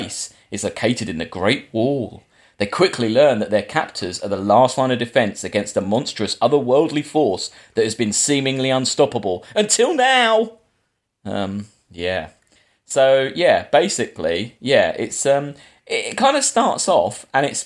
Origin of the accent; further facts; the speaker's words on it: England, United Kingdom; we're English.